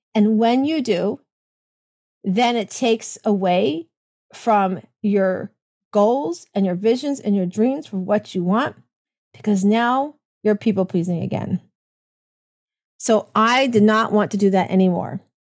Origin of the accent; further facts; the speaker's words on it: Tampa, Florida, United States; I am from Tampa, Florida